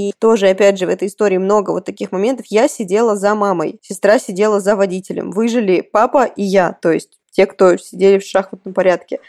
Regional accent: Kursk, Kursk Oblast, Russia; Я родом из Курска изначально

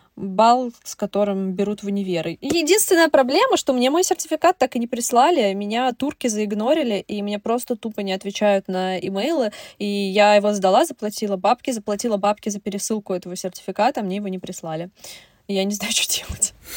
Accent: Russia; я русская

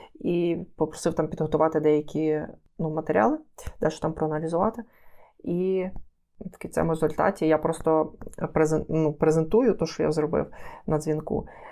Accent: Lviv, Lviv Oblast, Ukraine; я е, корінний львів'янин, все життя живу у Львові

